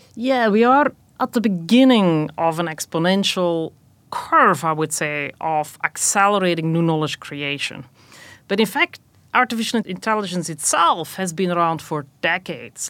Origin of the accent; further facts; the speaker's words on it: Belgium; moved away as an adult; also born or lived in Rochester, New York, United States; now in United States; I was actually born and raised in Belgium, came to the U S for graduate school